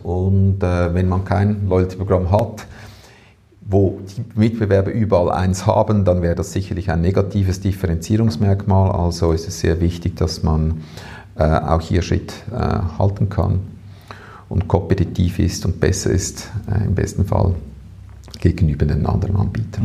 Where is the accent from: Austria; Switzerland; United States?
Switzerland; bei uns in der Schweiz